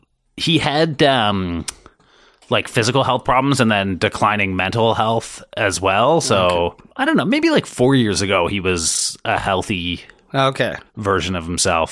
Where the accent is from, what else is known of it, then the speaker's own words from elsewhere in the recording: Toronto, Ontario, Canada; born there; So I was born in Toronto, and then shortly thereafter my birth, my parents' marriage disintegrated.